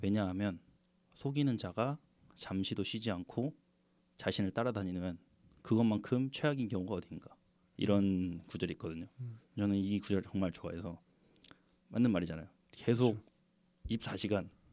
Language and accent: Korean; South Korea; 토종 한국인 입장에서